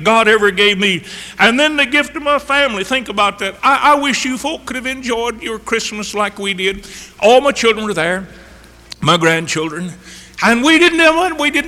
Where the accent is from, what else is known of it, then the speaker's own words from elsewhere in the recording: Chattanooga, Tennessee, United States; I lived on poor side of Chattanooga, on Eastridge